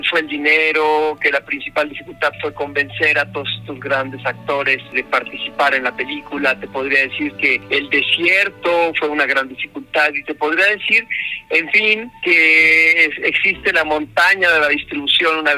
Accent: Hermosillo, Sonora, Mexico; also born or lived in Mexico City; now in Guadalajara, Mexico; Yo tengo esta imagen de el desierto en Sonora, en Hermosillo, donde yo crecí, y las dunas del desierto y el tren cruzando el desierto.

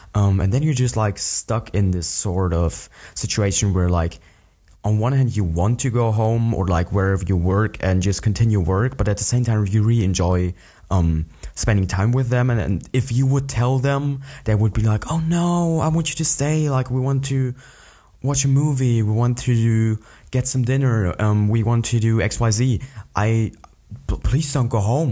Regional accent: an hour from Munich, Bavaria, Germany; an hour away from my hometown where I still live.

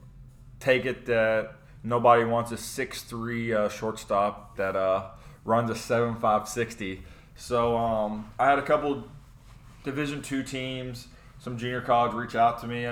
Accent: Louisville, Kentucky, United States; moved away as an adult; now in St. Louis, United States; born and raised in Louisville, Kentucky. Moved to St. Louis about 4 years ago

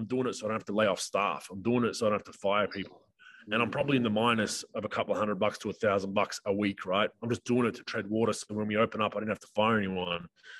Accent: Queensland, Australia; I'm from Queensland. There's a lady that just had to go to a funeral in New South Wales. She can't get back to her house.

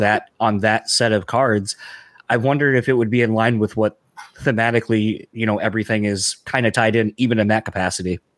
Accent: East Coast, United States; I'm from the East Coast

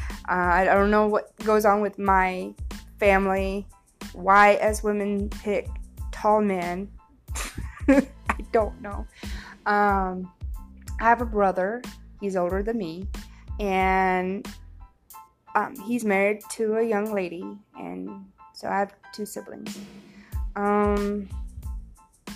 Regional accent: Missouri, United States; moved away as an adult; now in Mississippi, United States; I'm originally from Missouri, born in Missouri. But I moved to Mississippi in 2009

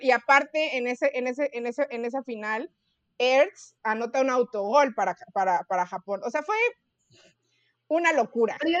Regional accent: Mexico; como buenos mexicanos que somos

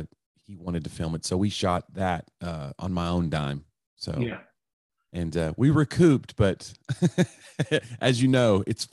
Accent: Knoxville, Tennessee, United States; now in Nashville, United States; No, I grew up in East Tennessee, Knoxville, Tennessee.

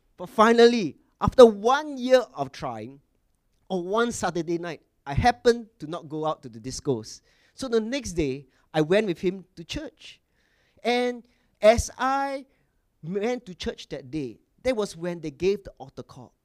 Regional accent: Singapore; I was born in Singapore, correct? And I wa- came from mission school in Singapore

